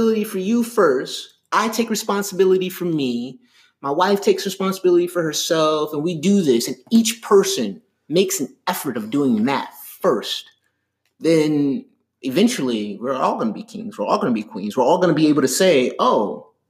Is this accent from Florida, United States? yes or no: yes; Miami Gardens, Florida, United States; I grew up in Miami Gardens